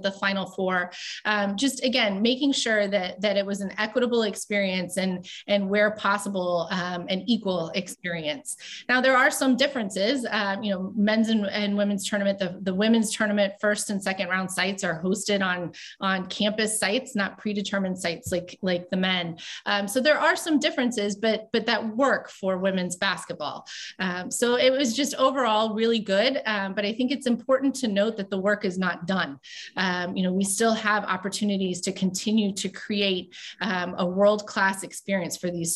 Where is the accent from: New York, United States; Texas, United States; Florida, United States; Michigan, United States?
Florida, United States; Tampa; moved away; my hometown